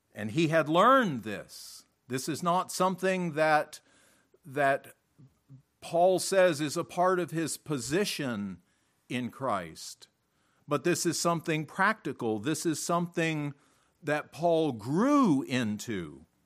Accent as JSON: {"language": "English", "country": "United States", "also_born_or_lived": "Africa", "moved": "as an adult", "said": "As an American"}